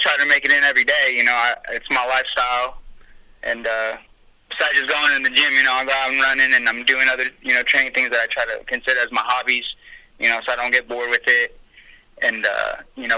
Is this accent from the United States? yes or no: yes; Galt, California, United States; I'm from Gull, California. It's like right in the middle, you know, Sacramento and Stockton, so it's still considered 209